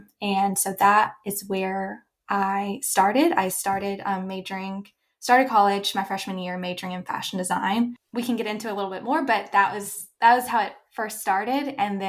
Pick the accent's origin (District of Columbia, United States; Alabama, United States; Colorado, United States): Alabama, United States; Mountain Brook; I grew up in Mountain Brook, Alabama, Birmingham area.